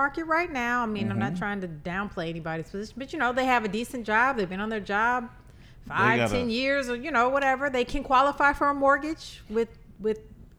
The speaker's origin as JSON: {"language": "English", "town": "Chicago", "region": "Illinois", "country": "United States", "tie": "born or raised there", "also_born_or_lived": "Las Vegas", "moved": "yes", "said": "I can mention Chicago, my hometown, same thing happening there."}